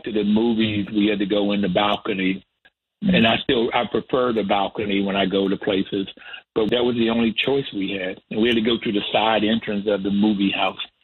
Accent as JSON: {"language": "English", "town": "Bluefield", "region": "West Virginia", "country": "United States", "tie": "born or raised there", "said": "I grew up in Bluefield and went to Bluefield State College"}